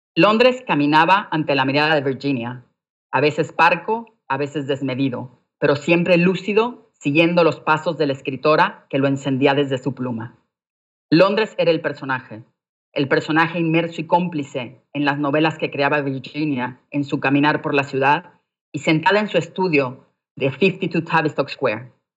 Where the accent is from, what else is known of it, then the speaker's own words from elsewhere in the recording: Mexico; moved away as an adult; also born or lived in London; como mujer mexicana